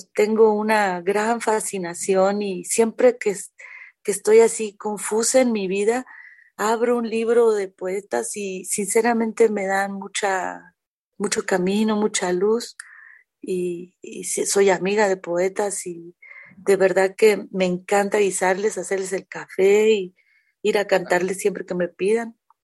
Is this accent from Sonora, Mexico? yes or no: no; Mexico City, Mexico; also born or lived in Jalisco; sí soy de aquí, de la Ciudad de México, me encanta mi ciudad